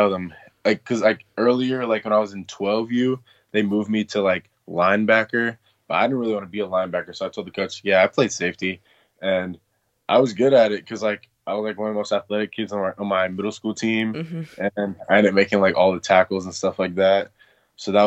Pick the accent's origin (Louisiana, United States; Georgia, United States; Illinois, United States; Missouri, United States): Georgia, United States; Atlanta; I was born and raised in Atlanta. I've always lived like around Stone Mountain